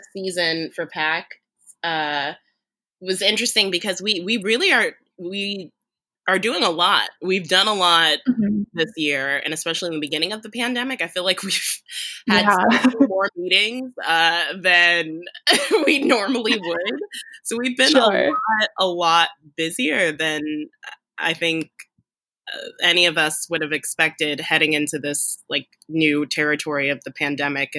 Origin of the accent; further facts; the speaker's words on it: Cherry Hill, New Jersey, United States; I'm from Cherry Hill, New Jersey, in South Jersey